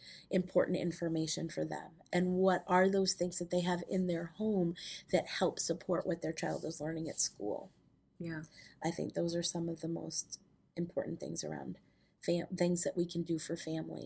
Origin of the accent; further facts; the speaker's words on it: Manchester, New Hampshire, United States; I grew up in New Hampshire, in Manchester, New Hampshire